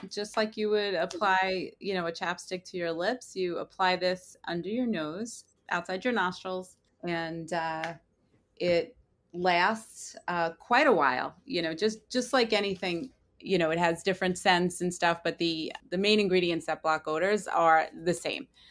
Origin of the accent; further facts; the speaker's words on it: Long Island, New York, United States; I am from Long Island, New York